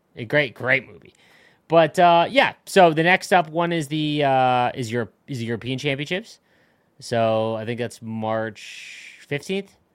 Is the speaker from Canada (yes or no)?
yes; Canada; I'm from Canada